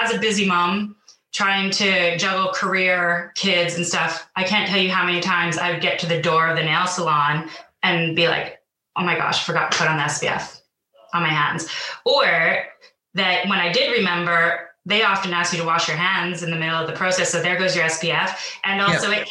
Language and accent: English; Vancouver, British Columbia, Canada; moved away as an adult; now in London, United Kingdom; I'm not originally from the UK, so I'm originally from Vancouver, but I moved to London in 2012